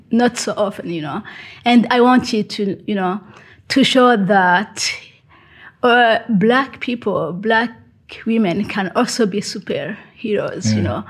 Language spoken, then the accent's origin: English; Burundi; now in Bergen, Norway; I'm from Burundi and mm-hmm. I live in Bergen. I have kids.